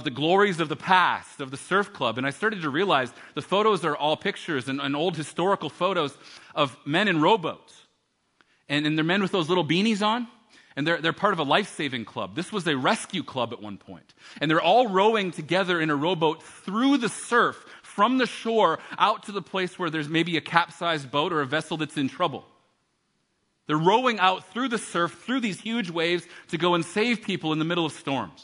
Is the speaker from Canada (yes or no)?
yes; Canada; we're from Canada